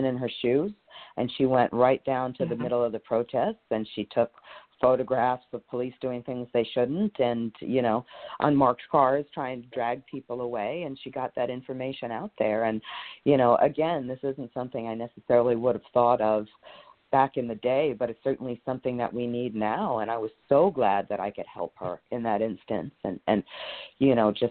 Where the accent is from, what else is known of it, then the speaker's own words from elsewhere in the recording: New York City, New York, United States; growing up in New York City